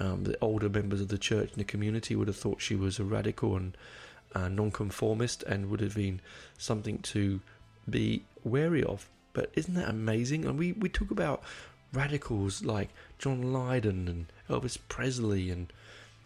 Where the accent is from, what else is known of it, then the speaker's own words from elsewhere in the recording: England, United Kingdom; accent: English; my English accent